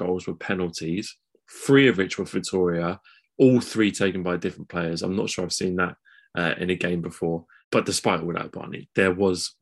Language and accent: English; England, United Kingdom; as English guys